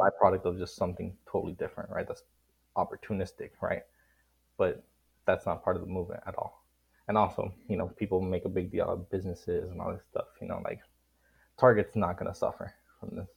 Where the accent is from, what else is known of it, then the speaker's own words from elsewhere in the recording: Miami, Florida, United States; I'm from Miami, Florida. I'm a Cuban American.